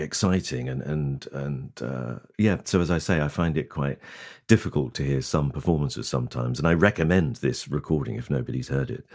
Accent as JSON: {"language": "English", "town": "Lowestoft", "region": "East of England", "country": "United Kingdom", "tie": "born or raised there", "said": "my hometown of Lowestoft in Suffolk"}